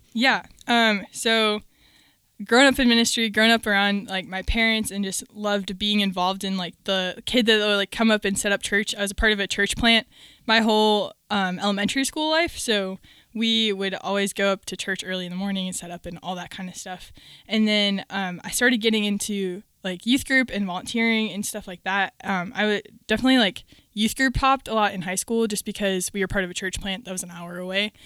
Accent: Minnesota, United States; moved away as an adult; now in Virginia, United States; I grew up in Minnesota primarily, and I have lived there my whole life, and then the Lord called me to Virginia to go to school at Liberty

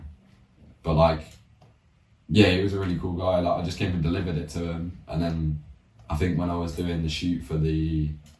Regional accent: Banbury, South East England, United Kingdom; So I'm from Banbury, and I live, like, well, Banbury's pretty small anyway, but I just live in a small estate near

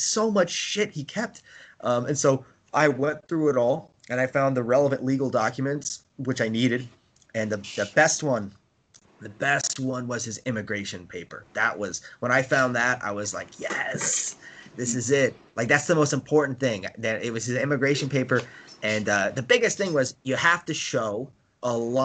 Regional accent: New York, United States; I was born in New York, you know, I'm American

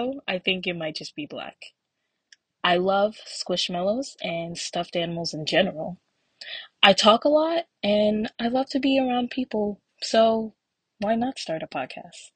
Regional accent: New Jersey, United States; I am from New Jersey.

